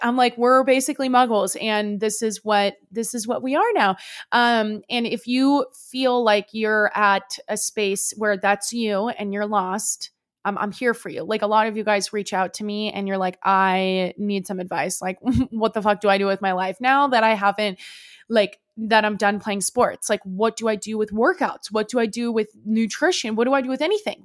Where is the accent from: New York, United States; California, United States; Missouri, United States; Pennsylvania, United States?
California, United States; Bay Area; moved away; a small school in, um, the Bay Area called Saint Mary's College. And I, it was only, like, fifteen minutes away from my home. And, like, my hometown, like, it was basically where I grew up was that college